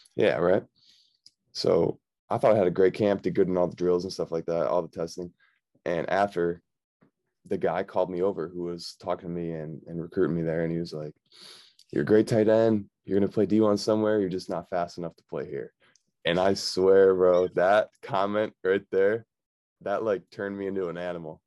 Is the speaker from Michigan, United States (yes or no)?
no; Victor, New York, United States; also born or lived in Buffalo, New York; I grew up in Victor, New York.